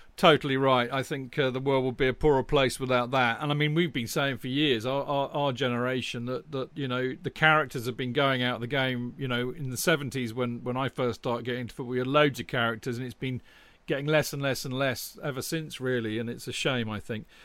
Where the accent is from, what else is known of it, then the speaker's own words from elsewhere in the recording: Winchester, South East England, United Kingdom; I was born in Winchester